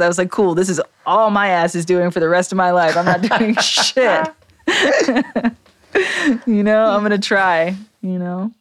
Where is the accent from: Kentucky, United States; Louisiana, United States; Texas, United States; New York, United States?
New York, United States; New York City; I grew up in New York City in downtown Manhattan